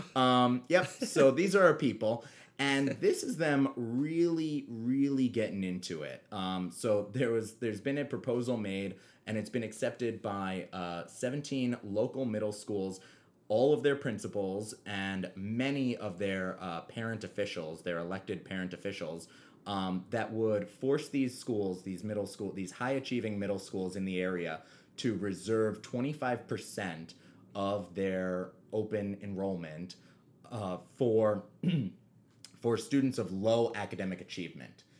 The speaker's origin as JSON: {"language": "English", "town": "New York City", "region": "New York", "country": "United States", "tie": "born or raised there", "said": "we grew up on the Upper West Side"}